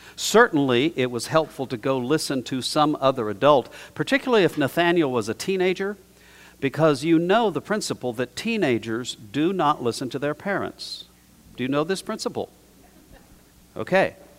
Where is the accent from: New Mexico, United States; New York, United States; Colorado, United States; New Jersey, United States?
New Mexico, United States; I was taught growing up in New Mexico in a pretty traditional environment